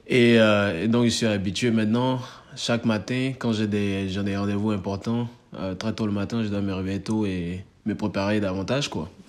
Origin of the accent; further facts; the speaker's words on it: Côte d’Ivoire; moved away as an adult; now in United States; on est ivoirien, hein. on est ivoirien